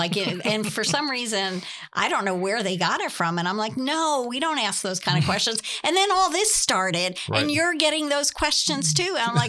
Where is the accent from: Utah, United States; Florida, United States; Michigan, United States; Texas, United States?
Florida, United States; we're from Florida. Right. It's like this every day.